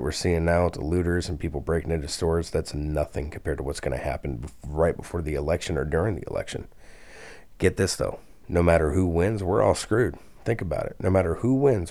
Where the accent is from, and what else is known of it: United States